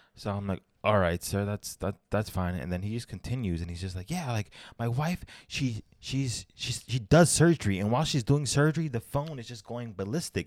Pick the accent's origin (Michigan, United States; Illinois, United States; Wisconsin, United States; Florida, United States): Florida, United States; Orlando; I was raised in Florida